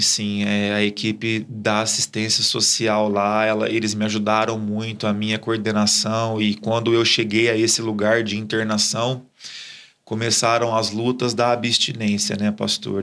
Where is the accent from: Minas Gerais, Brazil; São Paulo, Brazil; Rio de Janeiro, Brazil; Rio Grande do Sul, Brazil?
São Paulo, Brazil; Ribeirão Preto; eu sou de Ribeirão, é, nascido e criado ali mesmo.